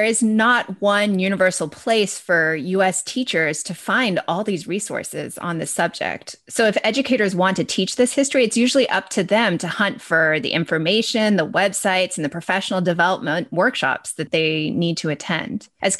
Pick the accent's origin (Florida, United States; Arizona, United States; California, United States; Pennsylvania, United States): California, United States; I'm specifically speaking as a Californian here